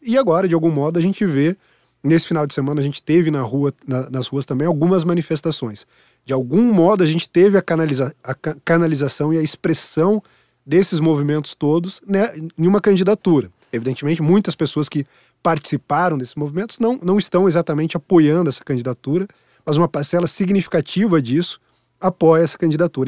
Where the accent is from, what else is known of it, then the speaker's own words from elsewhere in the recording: Sorocaba, São Paulo, Brazil; now in São Paulo, Brazil; em Sorocaba, minha cidade natal